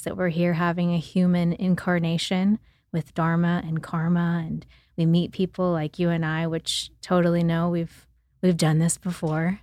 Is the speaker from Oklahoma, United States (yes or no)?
yes; Oklahoma, United States; I grew up in Oklahoma, and I grew up in the city and on the farm with my grandparents